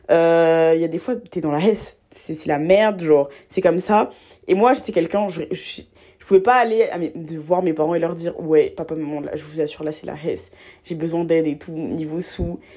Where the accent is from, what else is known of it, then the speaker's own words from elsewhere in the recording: Abidjan, Côte d’Ivoire; now in France; j'ai, hum, je viens de, j'ai vécu toute ma vie en Côte d'Ivoire. Euh, je viens d'Abidjan et tout. Et bah, je suis arrivée seule en France et tout ça.